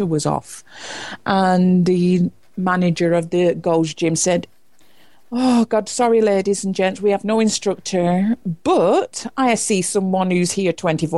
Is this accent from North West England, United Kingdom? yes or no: yes; Preston, North West England, United Kingdom; moved away as an adult; also born or lived in London; I was born in Preston, Lancashire, England, and as from 18, I moved away from home